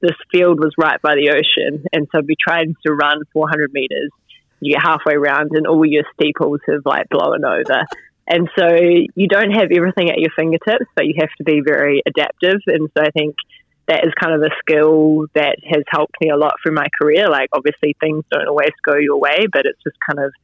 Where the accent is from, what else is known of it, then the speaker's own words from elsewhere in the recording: Stillwater, West Coast, New Zealand; I grew up just outside of Greymouth, so 15 k's out in the place called Stillwater